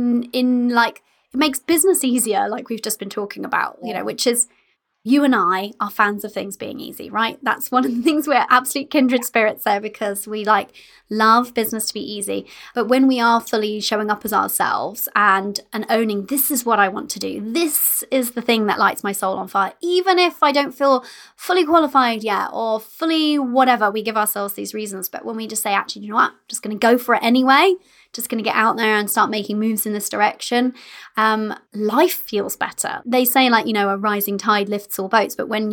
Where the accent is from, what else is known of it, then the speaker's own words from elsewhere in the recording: United Kingdom; We're British